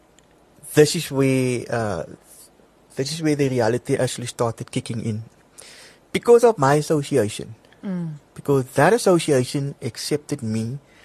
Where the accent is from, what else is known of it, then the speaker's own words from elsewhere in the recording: Cape Town, Western Cape, South Africa; also born or lived in Bloemfontein; I'm originally from Cape Town, from the Cape Flats.